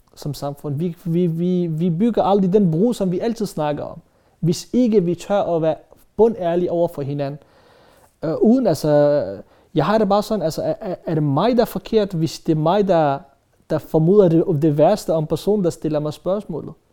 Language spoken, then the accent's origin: Danish; Denmark